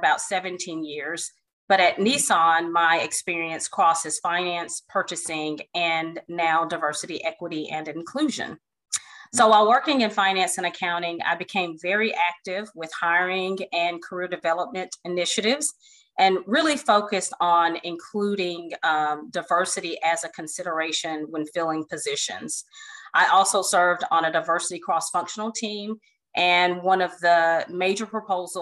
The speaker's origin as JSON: {"language": "English", "town": "Fort Hood", "region": "Texas", "country": "United States", "tie": "born or raised there", "said": "I was born in Fort Hood, Texas."}